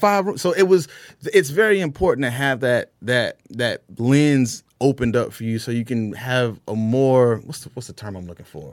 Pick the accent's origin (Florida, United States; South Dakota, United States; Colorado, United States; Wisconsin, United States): Florida, United States; Jacksonville; now in Atlanta, United States; we grew up in inner city of Jacksonville, northwest side of Jacksonville